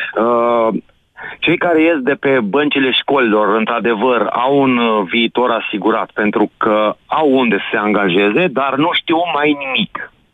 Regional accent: Timiș County, Romania; sunt din Timiș

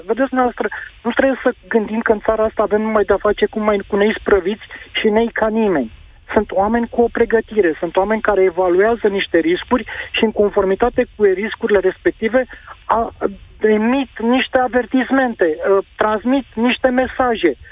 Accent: Pitești, Argeș, Romania; și eu sunt din Pitești și respect zona montană

